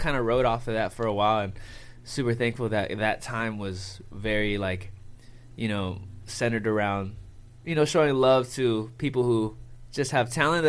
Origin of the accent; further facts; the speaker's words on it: Oxnard, California, United States; also born or lived in San Diego, California; I am from Oxnard, California.